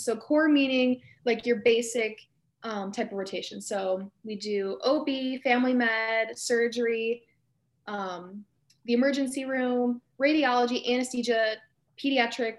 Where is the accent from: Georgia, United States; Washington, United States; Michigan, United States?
Michigan, United States; Macomb area, near Detroit; now in Lansing, United States; I'm from the Macomb area. It's near Detroit